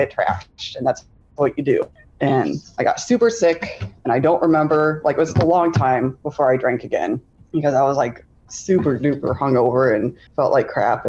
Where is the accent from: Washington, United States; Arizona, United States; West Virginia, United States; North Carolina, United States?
Arizona, United States; Tucson; now in Michigan, United States; I grew up in Tucson, Arizona, and through a series of unfortunate events, I ended up living in Michigan